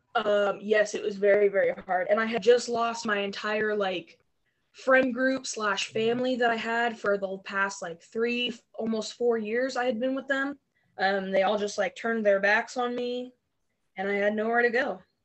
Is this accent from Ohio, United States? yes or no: yes; Barberton, Ohio, United States; moved away; I'm originally from a little town called Barberton, Ohio. It's up in the Akron area of Ohio.